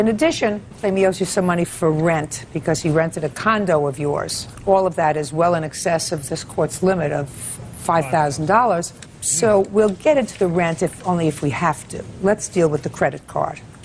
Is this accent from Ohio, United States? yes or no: no; New York City, New York, United States; New York City, sir. That's my hometown.